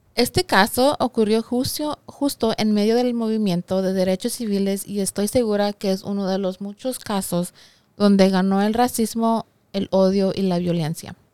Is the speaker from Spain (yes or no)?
no; Mexico; soy mexicana